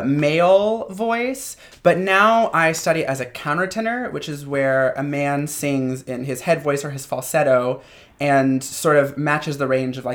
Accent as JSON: {"language": "English", "town": "Louisville", "region": "Kentucky", "country": "United States", "tie": "born or raised there", "moved": "yes", "said": "Originally, I'm from Kentucky. I was born in Louisville."}